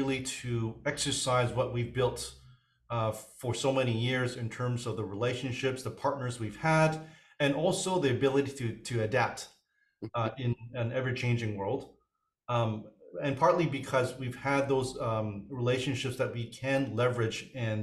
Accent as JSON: {"language": "English", "town": "Vancouver", "region": "British Columbia", "country": "Canada", "tie": "born or raised there", "also_born_or_lived": "Hong Kong", "said": "I was born in Hong Kong, came to Canada"}